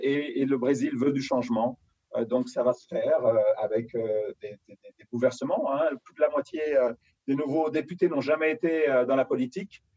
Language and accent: French; Paris, Île-de-France, France; je suis né à Paris, j'ai grandi vraiment à Paris intramuros